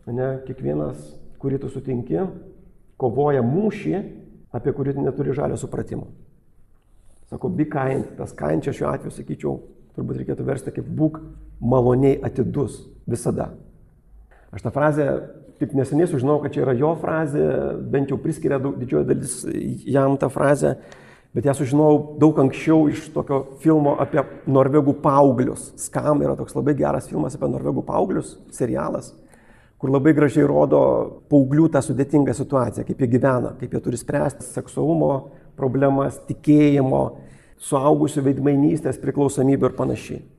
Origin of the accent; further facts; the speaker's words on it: Lithuania; Jis buvo vokietis, aš esu lietuvis